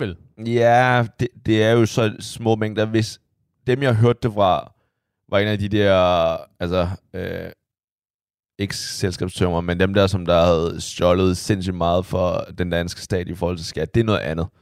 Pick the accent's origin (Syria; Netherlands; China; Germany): China; now in Denmark; der hvor jeg kommer fra